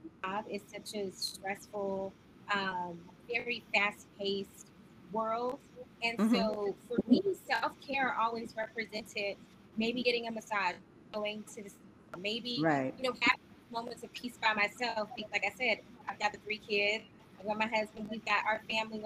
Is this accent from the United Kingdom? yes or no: no; Los Angeles, California, United States; from South Central LA. I grew up there, born and raised